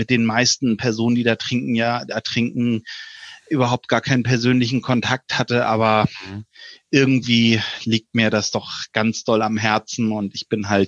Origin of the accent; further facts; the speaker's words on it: Schleswig-Holstein, Germany; ich komme nämlich ursprünglich aus der DLRG Schleswig-Holstein. Da bin ich aufgewachsen